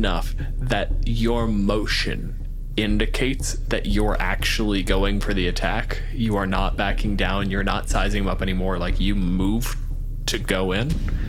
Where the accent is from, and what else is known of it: Canada